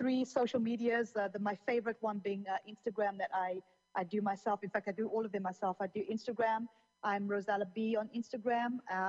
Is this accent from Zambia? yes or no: yes; Zambia; also born or lived in Zimbabwe; I mean, I was born in Zambia, in Africa, and I grew up in Zambia and Zimbabwe.